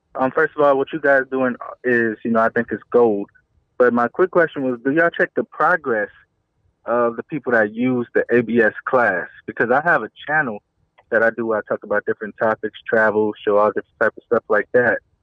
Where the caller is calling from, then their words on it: New Orleans, Louisiana, United States; I'm calling from New Orleans